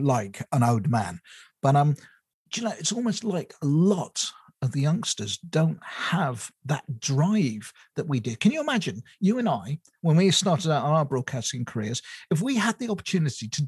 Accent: United Kingdom; I moved away from my hometown when I first got married

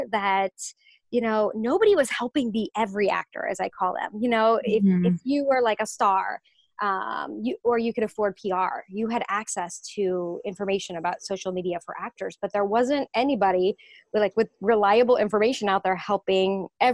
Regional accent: Orange County, California, United States; moved away as an adult; now in New York, United States; I grew up in Orange County, California

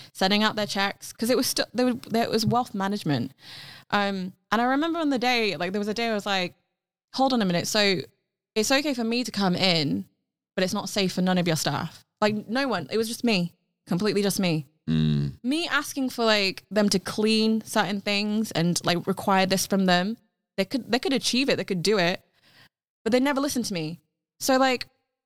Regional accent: United Kingdom; first language Cantonese; English is a second language; the duality of being British and also the expectancy to be upholding being Asian, like being Chinese as well in a country that is not originally your country

